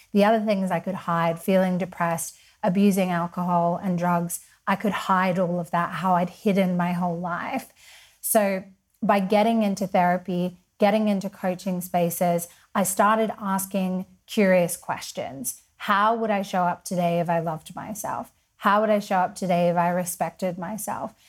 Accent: Perth, Western Australia, Australia; also born or lived in Sydney / London; now in Mallorca, Spain; I'm from Perth. I lived in Sydney, so lots of people sometimes think I'm from there. Uh, I lived in London and now I'm a Spanish resident and I live in Mallorca.

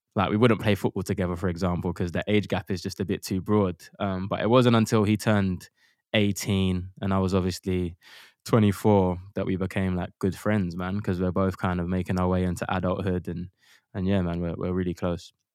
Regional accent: London, United Kingdom; We grew up in Custom House in East London

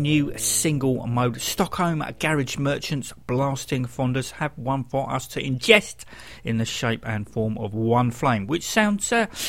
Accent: London, United Kingdom; As a Londoner

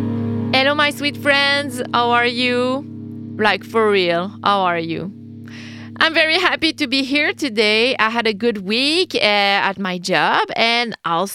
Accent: Quebec City, Quebec, Canada; I'm a Québécoise from Quebec City, Canada.

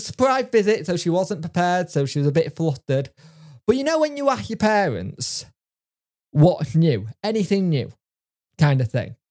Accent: Yorkshire and the Humber, United Kingdom; I am a Yorkshireman

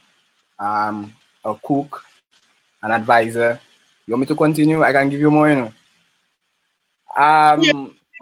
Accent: Roseau, Saint George, Dominica; I'm from Hillsborough Street. Roseau, Hillsborough Street, next to the National Bank, close to the stadium. I was raised up with my mother and my father

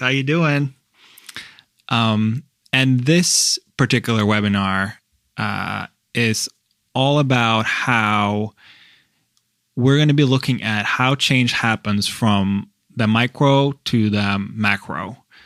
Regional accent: Norway; I'm from Norway

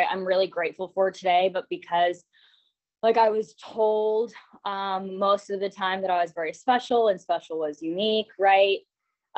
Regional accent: Orange County, California, United States; I was born in Orange County

